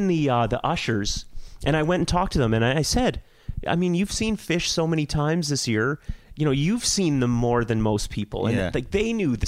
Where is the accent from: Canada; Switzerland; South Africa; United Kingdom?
Canada; Toronto, Ontario; growing up in Toronto in the 80s and 90s